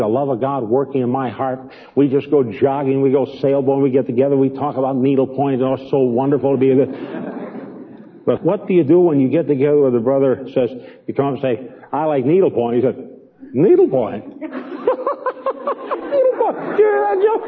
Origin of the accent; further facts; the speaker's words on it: Chicago, Illinois, United States; moved away; Even though I came from Chicago, it would be very difficult for me to go back to the place where I was born on the west side in a real slum area.